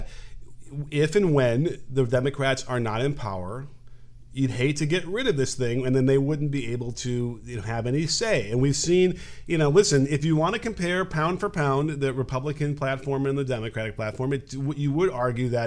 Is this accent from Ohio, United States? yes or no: no; Illinois, United States; my hometown, my home state